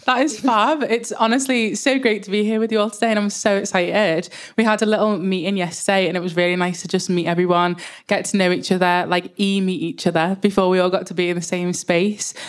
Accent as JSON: {"language": "English", "town": "Liverpool", "region": "North West England", "country": "United Kingdom", "said": "I am from Liverpool, so if the accent's a bit hard to understand, just tell me to slow down"}